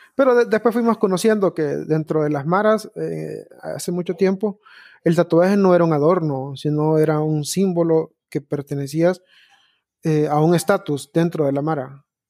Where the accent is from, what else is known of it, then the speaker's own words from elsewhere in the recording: Honduras; como todo hondureño, tengo un primo deportado